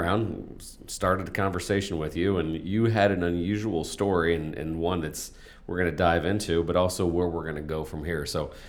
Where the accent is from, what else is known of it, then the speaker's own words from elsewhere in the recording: Indianapolis, Indiana, United States; So I grew up in Indianapolis